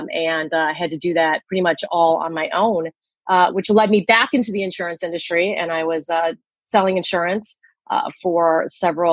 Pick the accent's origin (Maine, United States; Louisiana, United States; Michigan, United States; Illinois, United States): Illinois, United States; Chicago; moved away as an adult; also born or lived in South Korea; I'm originally from Chicago. I was adopted. I was actually born in South Korea, and I was adopted at the age of 7 months and came over to this country.